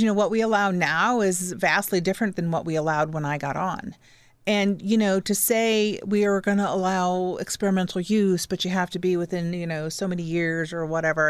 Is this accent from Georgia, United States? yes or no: no; Fort Wayne, Indiana, United States; parents moved here. They love this community. We stayed. I stayed. I didn't move